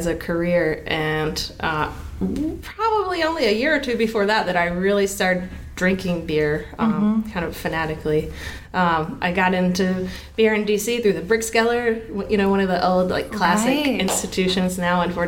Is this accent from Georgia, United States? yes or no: yes; Southern Georgia, United States; moved away as an adult; also born or lived in Washington, D.C.; now in Baltimore, United States; I was born and raised in Southern Georgia, and then I lived in Washington, D.C. for about a decade